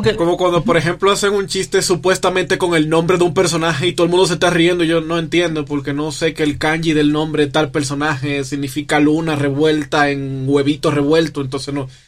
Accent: Dominican Republic; now in Mexico; yo como soy de República Dominicana, llego a México

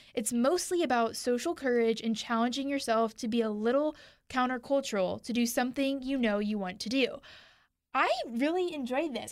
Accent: Houston, Texas, United States; I'm from Houston. I remember growing up

